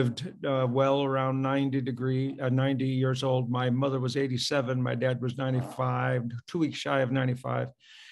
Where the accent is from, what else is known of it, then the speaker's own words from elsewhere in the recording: Pontiac, Michigan, United States; I was born in Pontiac, Michigan